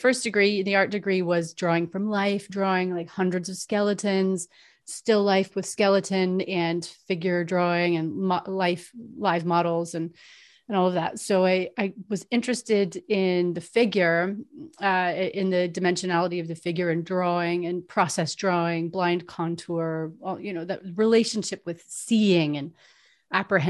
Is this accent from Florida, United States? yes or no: yes; Florida, United States; I grew up in Florida